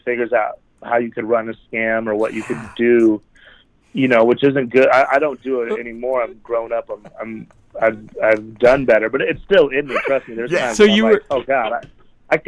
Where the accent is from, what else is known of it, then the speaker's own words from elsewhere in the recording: Cheyenne, Wyoming, United States; moved away as an adult; also born or lived in Las Vegas; growing up in Wyoming